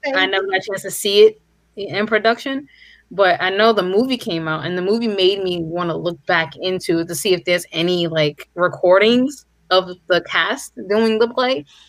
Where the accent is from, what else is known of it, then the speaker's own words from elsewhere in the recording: New York, United States; I've been in New York all my life